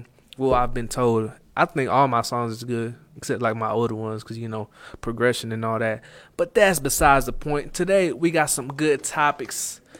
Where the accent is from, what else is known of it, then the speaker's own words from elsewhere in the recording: Arlington, United States; And maybe it's just where I'm from. It's more common from where I'm from. I'm from Arlington.